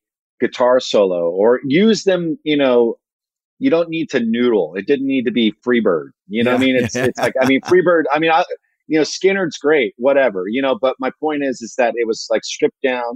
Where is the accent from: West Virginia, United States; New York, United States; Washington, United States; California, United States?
California, United States; San Francisco Bay Area; growing up in the San Francisco Bay Area